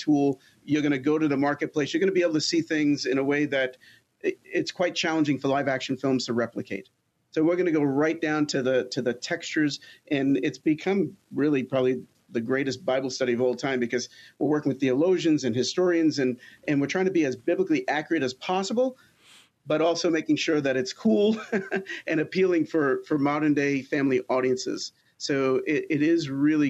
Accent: Elmont, New York, United States; moved away as an adult; also born or lived in California; I grew up on Long Island. You can't tell. I can't get rid of the accent.

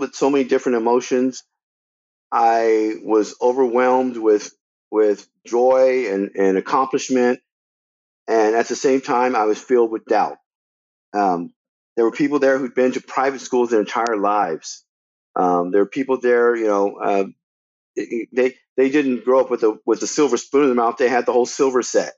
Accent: the South, United States; moved away as an adult; now in Los Angeles, United States; all the years that I grew up in the South

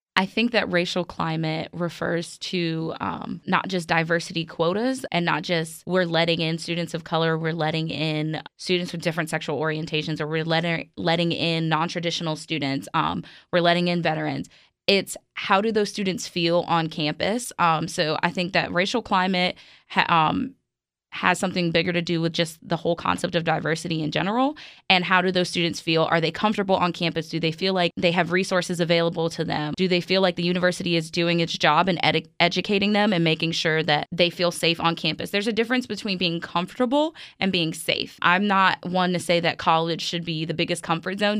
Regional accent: New York City, New York, United States; moved away; I grew up in Brooklyn, actually.

